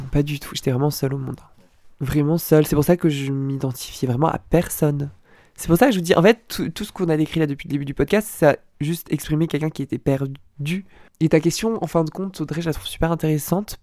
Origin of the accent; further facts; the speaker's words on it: near Rambouillet, Yvelines, Île-de-France, France; also born or lived in Lille / Dunkirk; J'ai grandi dans le 78, dans un village à côté de Rambouillet qui s'appelle Ophargis